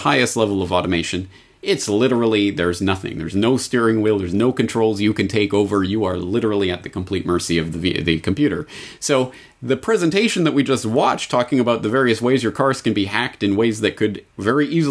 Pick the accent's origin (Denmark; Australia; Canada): Canada; as a Canadian all of my life